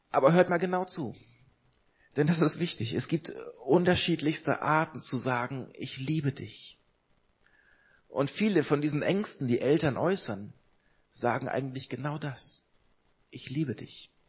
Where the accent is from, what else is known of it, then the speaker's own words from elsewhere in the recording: Hamburg, Germany; Ich komme aus Hamburg, ich komme aus einer Großstadt, aus einer Millionenstadt und bin in Hamburg aber aufgewachsen in einer frei evangelischen Gemeinde.